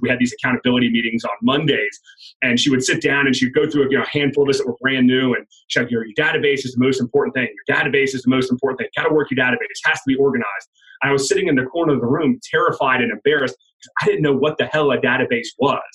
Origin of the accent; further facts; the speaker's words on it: Georgia, United States; moved away as an adult; I'm from Georgia, born and raised.